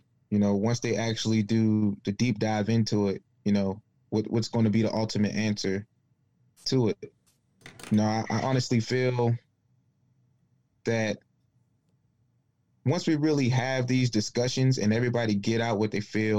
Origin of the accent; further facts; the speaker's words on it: Baltimore, Maryland, United States; moved away; I'm not from Detroit. I'm not from St. Louis. I'm from Baltimore.